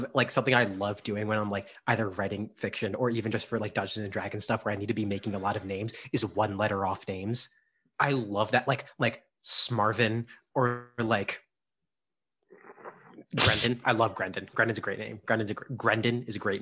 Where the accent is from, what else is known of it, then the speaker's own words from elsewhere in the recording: New York, United States; moved away as an adult; we're from New York